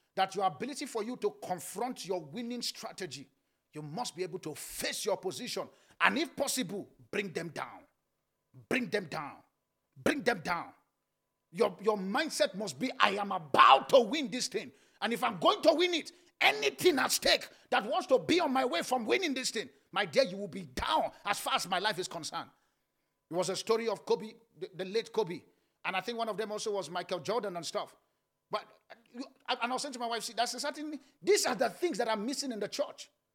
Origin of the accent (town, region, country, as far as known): Nigeria; born or raised there